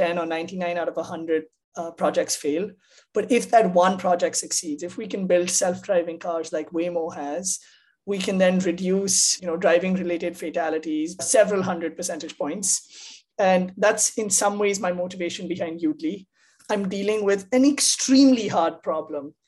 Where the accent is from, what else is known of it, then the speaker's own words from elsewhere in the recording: India; moved away as an adult; now in United States; I grew up in India